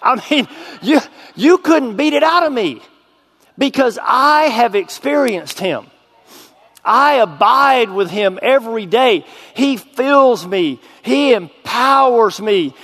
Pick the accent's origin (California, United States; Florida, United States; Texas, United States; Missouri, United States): Texas, United States; moved away as an adult; now in Arkansas, United States; I was a drug dealer in my hometown